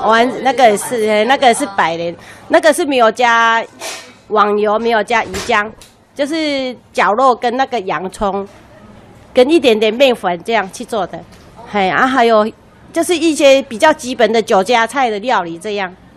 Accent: Lukang, Changhua County, Taiwan; moved away as an adult; also born or lived in Taipei; 我们也是小，小孩子也是在鹿港出生的嘛

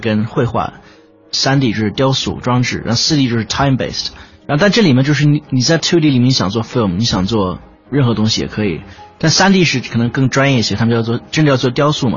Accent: United Kingdom; 我在，呃，英国长大的一个中国人

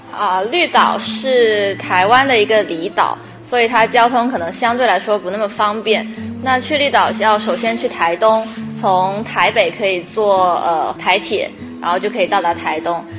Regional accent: Guangdong, China; 因为我是广东人

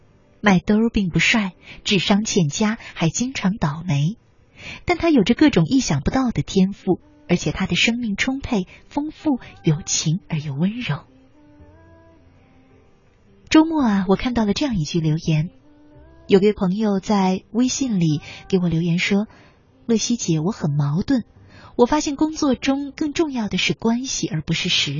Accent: southern Taiwan, Taiwan; 我出生在台湾南部的一个小地方，那里的人都很穷，我家最穷，因为我家有十八个兄弟姐妹，我排行十二。

